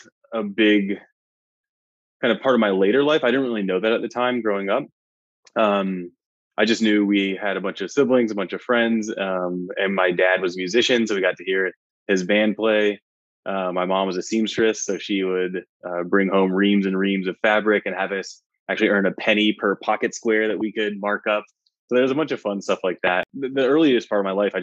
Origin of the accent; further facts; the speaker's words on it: Tucson, Arizona, United States; I grew up in Tucson, Arizona, which is about 45 minutes north of the Mexico border